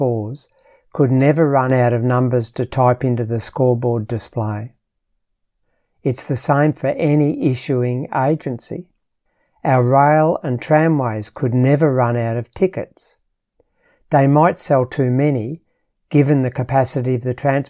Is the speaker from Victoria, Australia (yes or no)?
yes; Melbourne, Victoria, Australia; I grew up in Melbourne